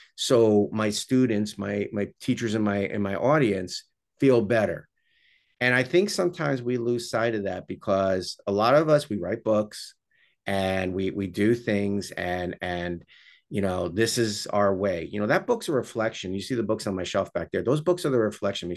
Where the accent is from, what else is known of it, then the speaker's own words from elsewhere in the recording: New York, United States; I'm, I'm from New York